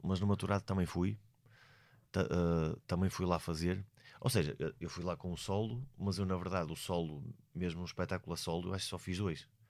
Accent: Portugal; eu sou português

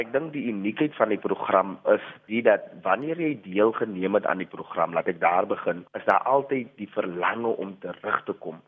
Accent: Macassar, Western Cape, South Africa; moved away; Ek is van Makassar. Woon nie meer daar nie, maar familie is nog daar gematrikuleer in die jaar 2010

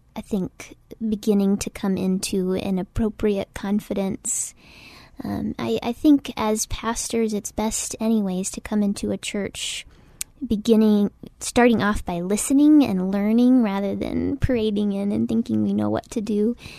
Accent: Oklahoma, United States; moved away as an adult; also born or lived in Waco, Texas; now in San Antonio, United States; I'm originally from Oklahoma

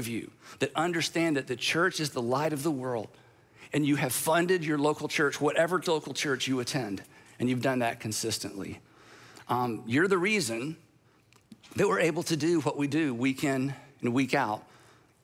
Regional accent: United States; I'm an American.

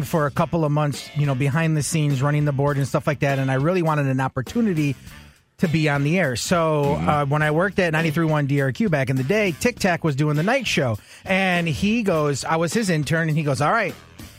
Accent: United States; I grew up in Lincoln Park

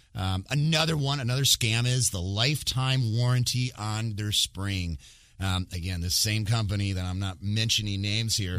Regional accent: Michigan, United States; moved away; I actually went back to my home state where I'm from originally, which is Michigan

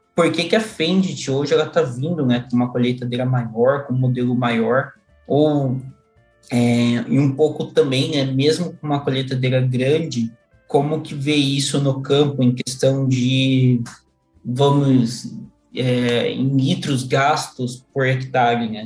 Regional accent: Mato Grosso, Brazil; Eu sou aqui do Mato Grosso

